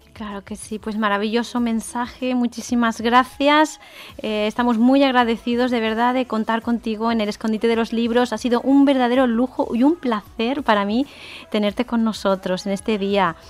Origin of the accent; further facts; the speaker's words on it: Catalonia, Spain; yo soy catalana